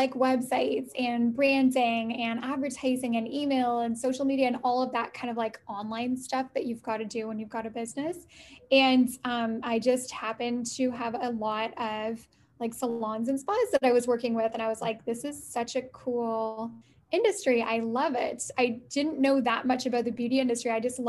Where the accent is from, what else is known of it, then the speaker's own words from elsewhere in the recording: Canada; also born or lived in Italy; So I am in Canada. I'm Canadian. I live in Ottawa.